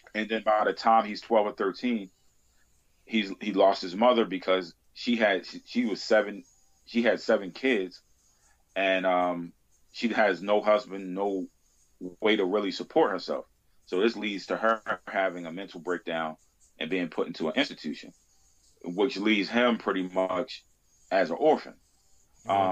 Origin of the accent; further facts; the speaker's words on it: Baltimore, Maryland, United States; I grew up in Baltimore